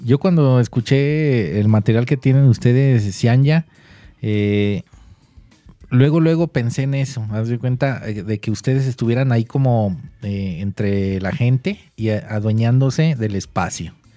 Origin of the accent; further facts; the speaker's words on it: Mexico; nosotros como mexicanos